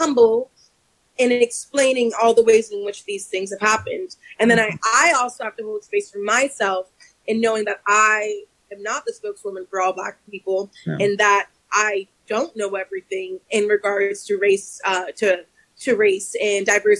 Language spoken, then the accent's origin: English; Washington, District of Columbia, United States; moved away; growing up in Chocolate City